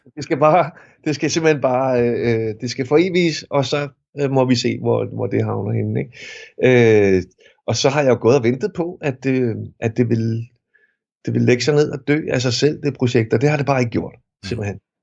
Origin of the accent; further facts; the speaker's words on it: Fløng, Zealand, Denmark; jeg er vokset op i Fløng